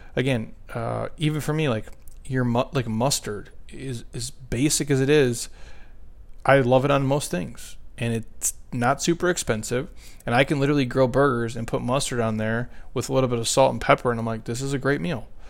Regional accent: Midwest, United States; now in Southwest, United States; I'm from the Midwest

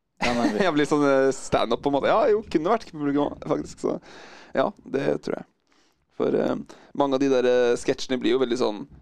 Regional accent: Drammen, Buskerud, Norway; moved away as an adult; now in Oslo, Norway; vi vokste opp i Drammen

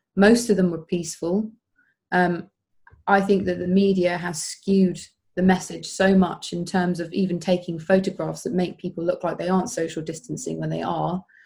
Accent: Woking, South East England, United Kingdom; moved away as an adult; now in Brighton, United Kingdom; I was brought up in Woking.

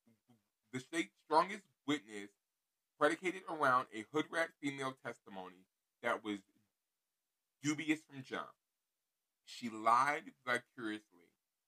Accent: Los Angeles, California, United States; now in Texas, United States; I'm from South Central Los Angeles, California. I was extradited to Texas in February of 2003

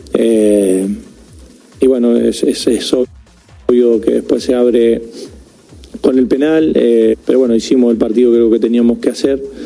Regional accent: Argentina; somos argentinos

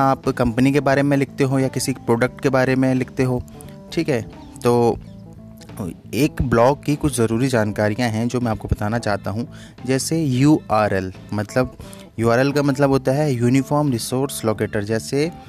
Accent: Bageshwar, Uttarakhand, India; now in Ghaziabad, India; मैं बागेश्वर उत्तराखंड से हूँ लेकिन रहता उत्तर प्रदेश गाजियाबाद में हूँ

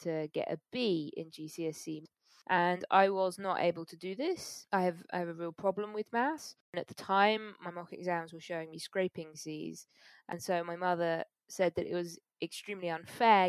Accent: London, United Kingdom; also born or lived in Manchester; I am from the UK. I was born in London.

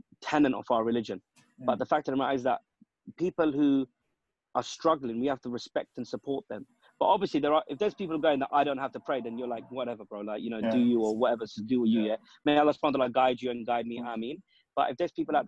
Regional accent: United Kingdom; we're British-born lads

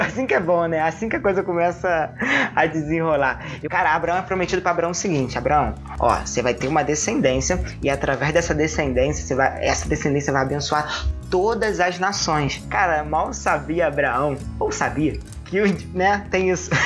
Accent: Rio de Janeiro, Brazil; accent: carioca (Rio); deve ter percebido pelo meu sotaque que eu pertenço ao estado mais querido do Brasil, ao estado mais tranquilo do Brasil

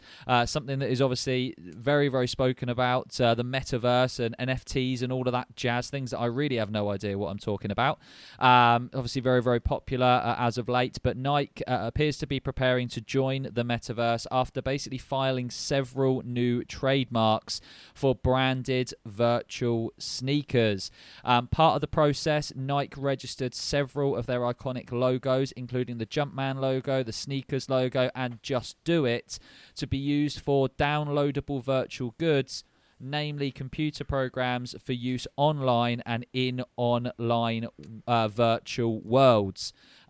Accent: London, United Kingdom; I'm not born in Italy and I'm actually from London.

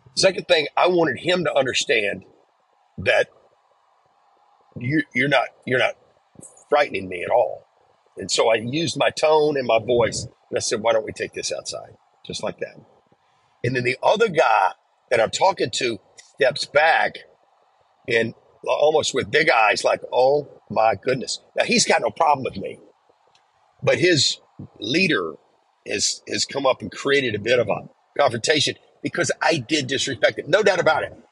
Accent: the South, United States; growing up in the South and growing up in kind of a, a, a poor area

